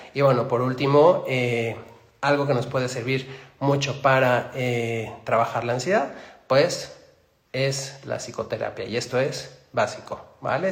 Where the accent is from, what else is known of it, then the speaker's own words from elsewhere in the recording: Mexico City, Mexico; Soy de Ciudad de México.